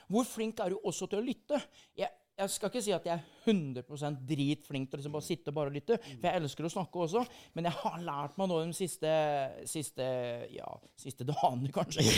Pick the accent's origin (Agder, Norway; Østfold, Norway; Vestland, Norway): Østfold, Norway; Sarpsborg; moved away as an adult; now in Bergen, Norway; jeg er jo stolt av eh, den hjemplassen min, Sarpsborg